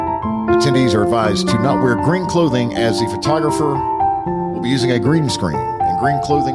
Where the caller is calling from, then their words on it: Newnan, Georgia, United States; I'm calling from Noonan, Georgia, south of Atlanta.